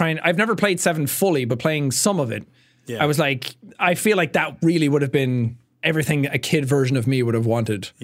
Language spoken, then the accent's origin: English; Ireland; growing up in Ireland, I was surrounded by wilderness and nature all the time.